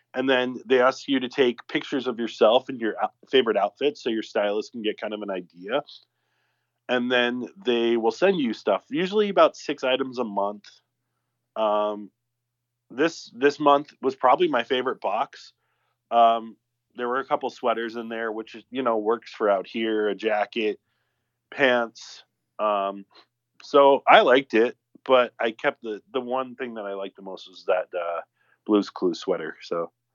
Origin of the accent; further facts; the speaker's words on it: the South, Southern United States, United States; moved away; Speaking as a Southerner